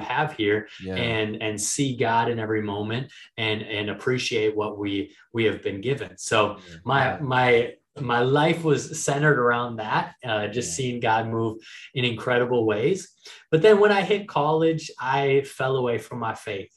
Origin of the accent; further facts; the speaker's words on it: Minneapolis, Minnesota, United States; moved away as an adult; also born or lived in Miami; I spent the last few years down in Miami, but I'm originally from Minneapolis.